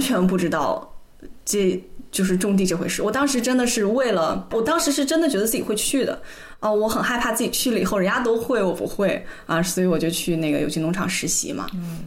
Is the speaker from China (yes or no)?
yes; Weihai, Shandong, China; moved away; 我回到威海还有一个家